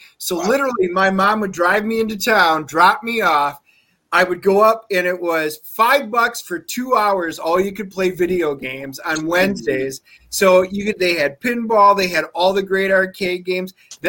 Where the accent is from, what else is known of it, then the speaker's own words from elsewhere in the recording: Wisconsin, United States; moved away; So I'm from Wisconsin originally.